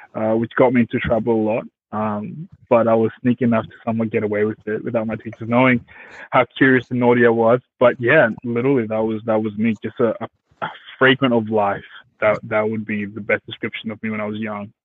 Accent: Australia; English is a second language; also born or lived in Congo / Zimbabwe; born Congo, traveled, got to Zimbabwe, lived there for five years, and then seven, eight, nine. Yeah, seven, eight came to Australia and yeah, pretty much with no English at all

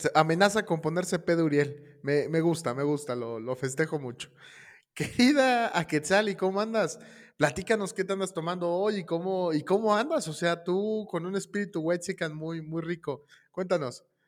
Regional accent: Mexico; somos los mexicanos

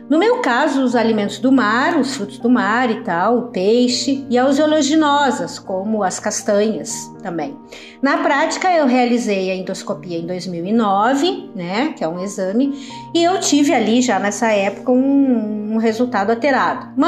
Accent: Porto Alegre, Rio Grande do Sul, Brazil; now in Santa Maria, Brazil; tenho 52 anos, sou de Porto Alegre, mas estou morando atualmente em Santa Maria, na região central do Rio Grande do Sul.

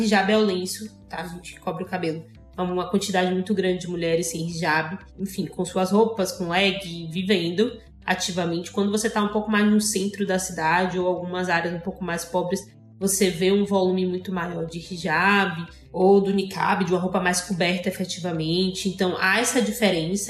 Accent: Salvador, Bahia, Brazil; moved away as an adult; now in Egypt; Sou soteropolitana, tenho 24 anos

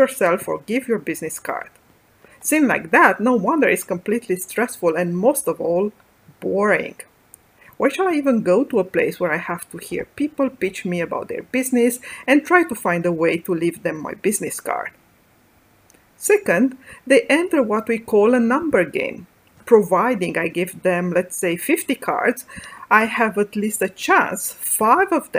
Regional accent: Bucharest, Romania; moved away; I grew up in Bucharest, Romania, the first daughter of a small family.

